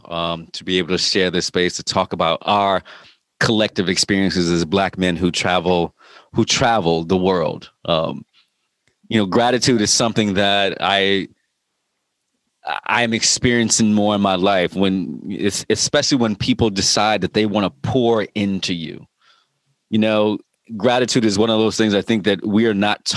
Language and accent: English; Virginia Beach, Virginia, United States; I just moved into a neighborhood here in Virginia Beach